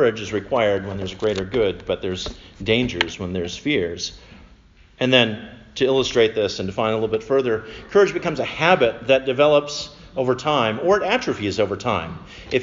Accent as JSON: {"language": "English", "region": "Minnesota", "country": "United States", "said": "I'm from Minnesota"}